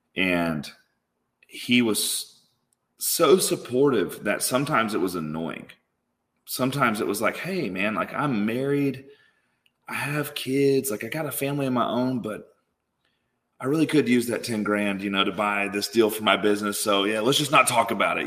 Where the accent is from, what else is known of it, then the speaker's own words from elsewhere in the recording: Tupelo, Mississippi, United States; I grew up in Tupelo, Mississippi